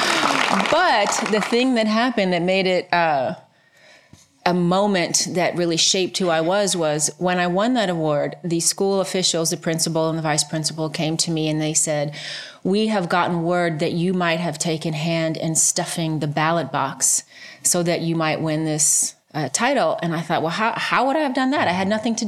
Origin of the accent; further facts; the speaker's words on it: Cleveland, Ohio, United States; I was born in Cleveland, Ohio, well, a suburb of Cleveland, Ohio.